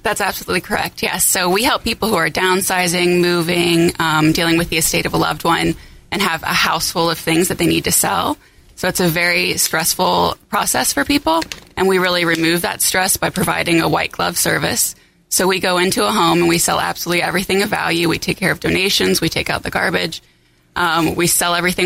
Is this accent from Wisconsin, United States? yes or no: no; Cincinnati, Ohio, United States; I'm originally from Cincinnati, where we're headquartered